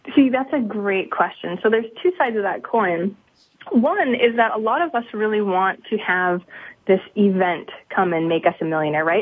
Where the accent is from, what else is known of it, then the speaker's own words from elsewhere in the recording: Maine, United States; I'm from Maine. There's not very many millionaires or flashy stuff around here